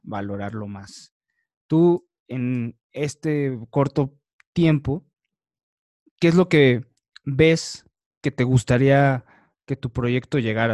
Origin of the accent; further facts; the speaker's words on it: Mexico; más siendo mexicano, más siendo latino